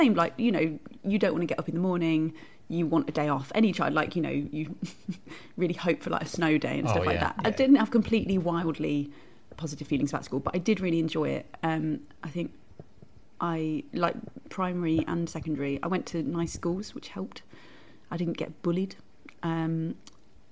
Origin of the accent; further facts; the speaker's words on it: Syston, East Midlands, United Kingdom; I grew up in Leicester, in just outside the town, a little place called Syston, home of the pucker pie.